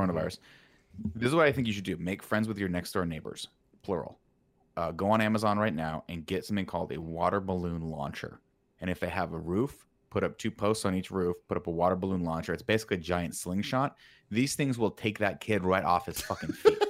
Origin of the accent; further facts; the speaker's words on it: Southern California, United States; Growing up in Southern California